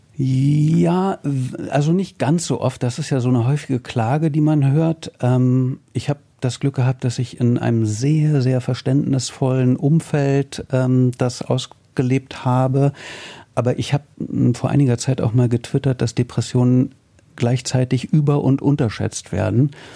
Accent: Berlin, Germany; als Berliner

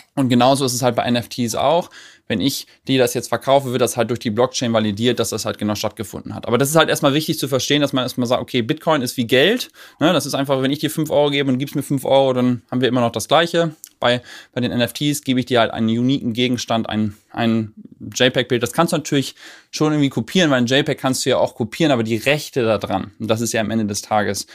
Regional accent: Germany; als Deutscher

